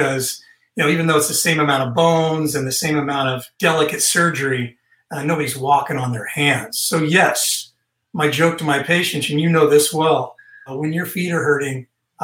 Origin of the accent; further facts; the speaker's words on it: Northern California, United States; now in Texas, United States; I'm from Northern California